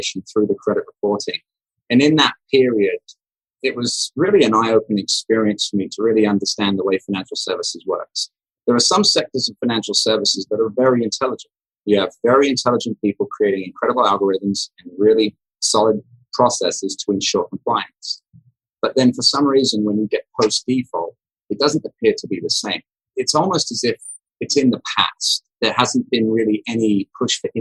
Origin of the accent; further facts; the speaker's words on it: England, United Kingdom; moved away as an adult; now in United States; I grew up in England, left the UK at 21 to come to America